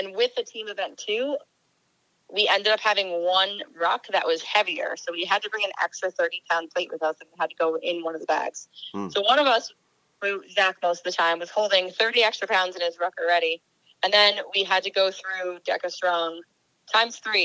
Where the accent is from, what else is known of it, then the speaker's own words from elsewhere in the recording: Long Island, New York, United States; now in Gardner, United States; I grew up in Long Island